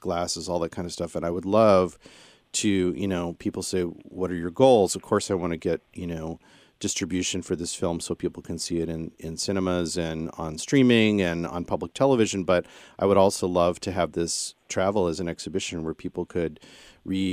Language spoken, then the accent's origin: English; central Illinois, United States; I come from the Midwest, central Illinois, sort of a mixed Catholic Protestant family